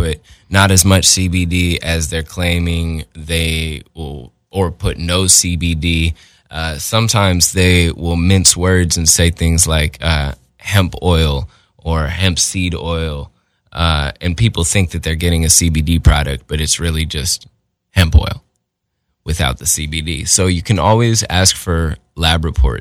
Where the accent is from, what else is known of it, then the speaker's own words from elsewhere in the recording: Portland, Oregon, United States; now in Los Angeles, United States; I'm from Portland, Oregon, but I live here in LA now